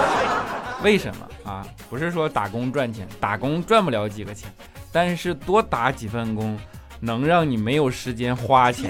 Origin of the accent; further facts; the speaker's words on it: Northeast China, China; moved away; 我是东北人